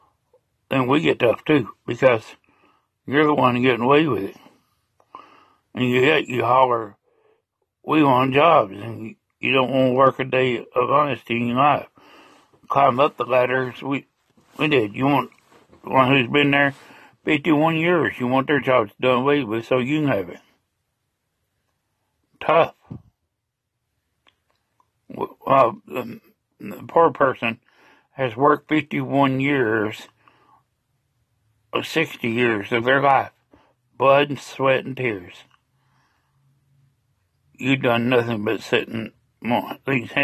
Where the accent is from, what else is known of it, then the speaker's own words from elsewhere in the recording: United States; I'm an American